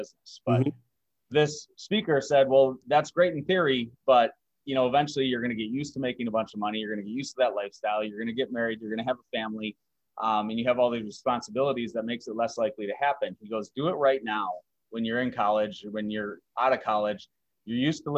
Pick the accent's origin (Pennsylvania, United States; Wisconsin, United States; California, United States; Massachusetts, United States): Wisconsin, United States; moved away as an adult; as a skier growing up in Wisconsin